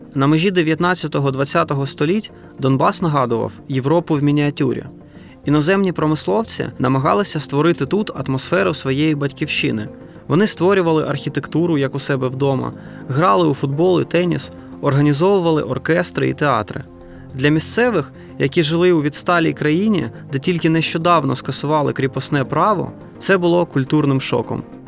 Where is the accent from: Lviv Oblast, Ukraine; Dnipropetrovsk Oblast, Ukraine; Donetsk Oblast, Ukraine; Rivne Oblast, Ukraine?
Donetsk Oblast, Ukraine; Donetsk; Я сам народився та виріс в Донецьку